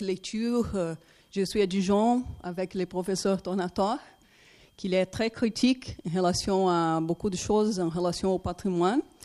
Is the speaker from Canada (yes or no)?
no; Brazil; French is a second language; je suis brésilienne